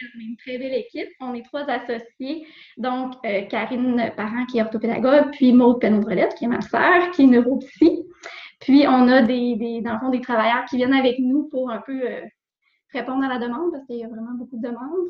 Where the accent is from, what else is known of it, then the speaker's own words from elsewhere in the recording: Roberval, Quebec, Canada; je suis revenue tout de suite dans ma région. Parce que dans le fond, je venais de Roberval, puis je voulais vraiment revenir pratiquer dans ma région.